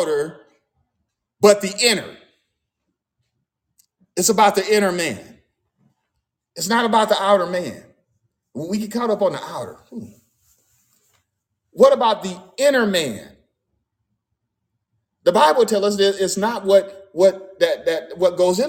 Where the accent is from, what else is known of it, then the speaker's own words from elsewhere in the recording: United States; I'm American, you know, African American